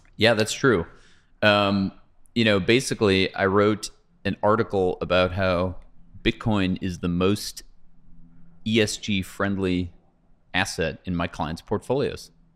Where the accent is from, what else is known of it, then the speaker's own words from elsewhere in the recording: Pasadena, California, United States; I grew up in Pasadena, okay, which is fifteen miles from here